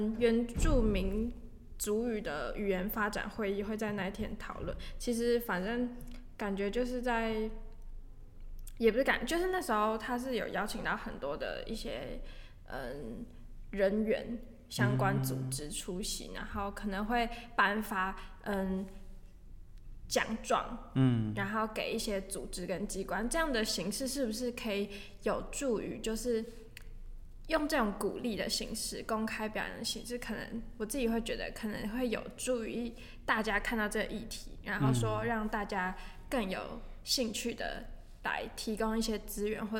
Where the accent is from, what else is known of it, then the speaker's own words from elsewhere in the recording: Taiwan; 身为台湾人的我们，第一个想到的母语会是什么？